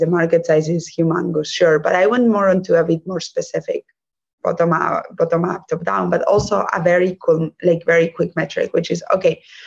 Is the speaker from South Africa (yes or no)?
no; Spain; English is a second language; moved away; also born or lived in Germany; I'm from Spain. But actually, I was partly raised in Germany